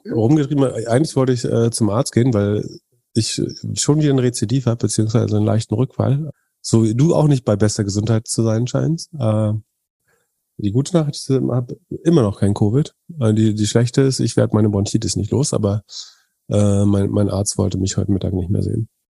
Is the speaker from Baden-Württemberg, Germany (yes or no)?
no; Greifswald, Mecklenburg-Vorpommern, Germany; In meiner Heimatstadt Greifswald